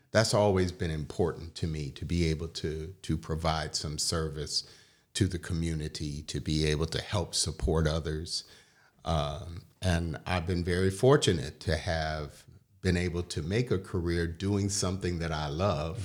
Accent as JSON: {"language": "English", "town": "Detroit", "region": "Michigan", "country": "United States", "tie": "born or raised there", "moved": "yes", "said": "growing up in Detroit"}